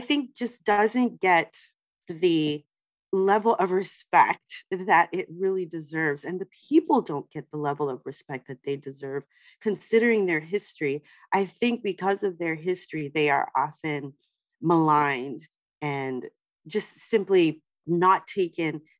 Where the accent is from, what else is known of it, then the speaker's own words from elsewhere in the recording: New York, United States; I grew up in New York, and I grew up in New York really in the 80s